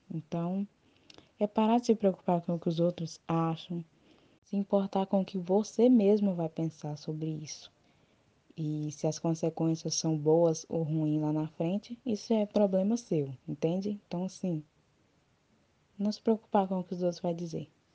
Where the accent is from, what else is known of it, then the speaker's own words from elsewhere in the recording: Palmas, Tocantins, Brazil; Sou tocantinense mesmo, palmense, nasci aqui.